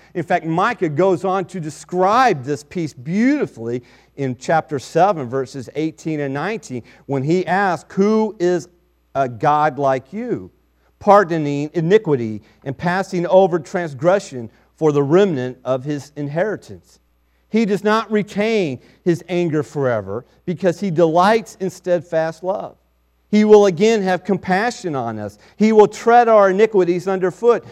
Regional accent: Kiowa, Kansas, United States; I was born on December 4th, 1966, in Kiowa, Kansas, and so I can say I have gone forth from a little town in Kansas

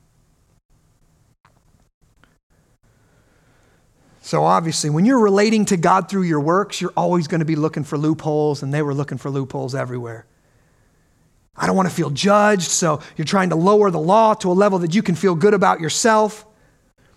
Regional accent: United States; we grew up in America

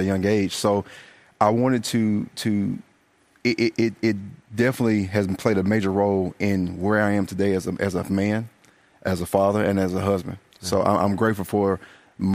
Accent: Winnsboro, South Carolina, United States; I was born in Winsboro, South Carolina, a little small town

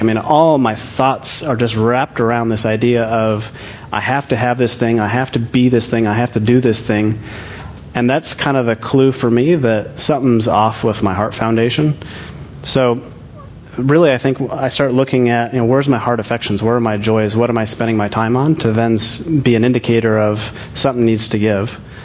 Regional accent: Scotland, United Kingdom; I'm Scottish

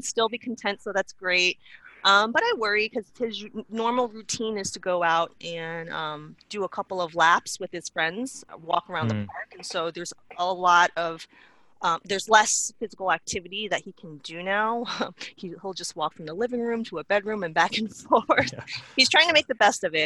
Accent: New York City, New York, United States; moved away as an adult; now in Grand Rapids, United States; I am a native New Yorker, born and raised.

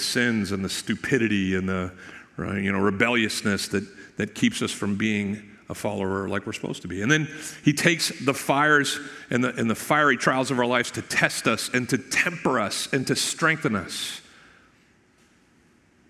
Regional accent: Maine, United States; now in Florida, United States; where I grew up in Maine

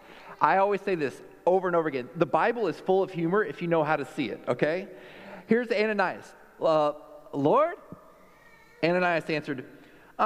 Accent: Texas, United States; I'm a Texan

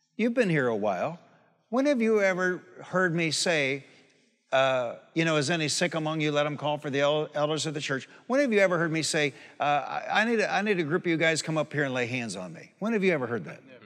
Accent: Detroit, Michigan, United States; moved away; I'm from Detroit.

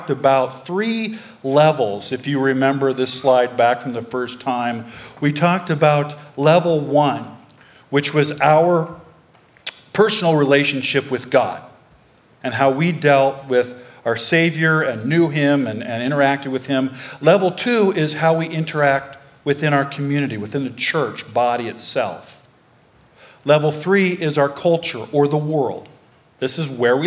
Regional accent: Pella, Iowa, United States; I grew up in Pella, Iowa. I'm a native

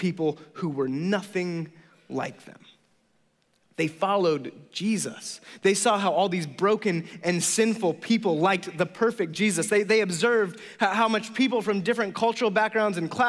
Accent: the Bay Area, California, United States; I'm from the Bay Area, and I'm a pastor

